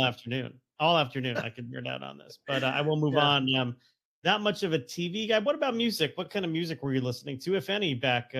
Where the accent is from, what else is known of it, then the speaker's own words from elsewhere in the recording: Stamford, Connecticut, United States; I grew up in Stamford, Connecticut